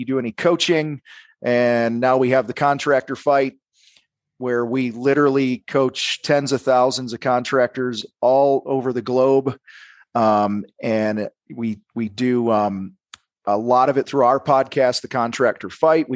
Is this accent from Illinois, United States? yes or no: yes; outside of Chicago, Illinois, United States; I grew up outside of Chicago